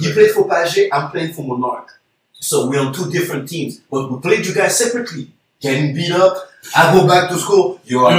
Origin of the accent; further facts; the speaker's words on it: Montreal, Quebec, Canada; We're all from the East